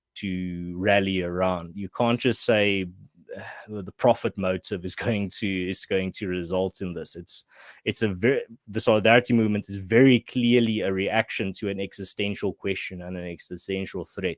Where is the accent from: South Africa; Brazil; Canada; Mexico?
South Africa; Western Cape; moved away as an adult; now in Gauteng, South Africa; I grew up in the Western Cape